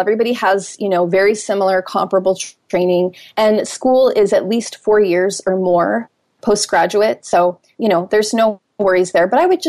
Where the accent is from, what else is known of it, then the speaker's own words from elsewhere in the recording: Minnesota, United States; moved away as an adult; now in Hawaii, United States; Here I come from Minnesota, moving to Hawaii.